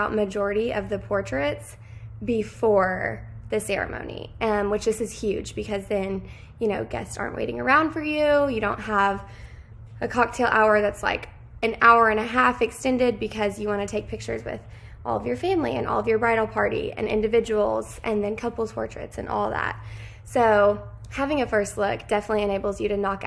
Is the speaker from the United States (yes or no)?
yes; Lexington, Kentucky, United States; I am from Lexington, Kentucky